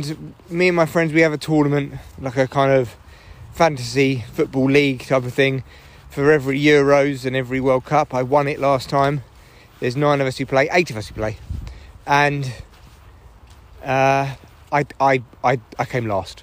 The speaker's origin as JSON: {"language": "English", "region": "England", "country": "United Kingdom", "said": "being English"}